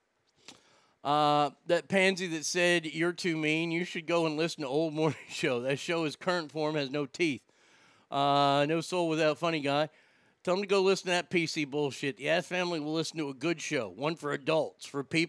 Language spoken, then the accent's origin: English; Texas, United States; I'm from Texas